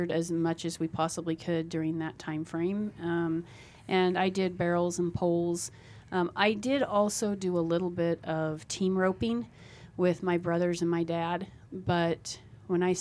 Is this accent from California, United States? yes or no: no; Cairo area, Nebraska, United States; I grew up in the Caro area